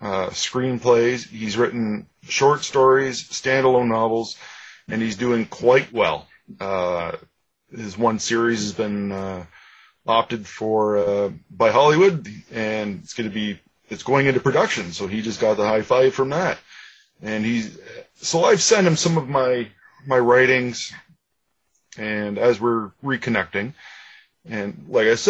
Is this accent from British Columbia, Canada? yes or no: no; Ajax, Ontario, Canada; I grew up in Ajax, just east of Toronto in Ontario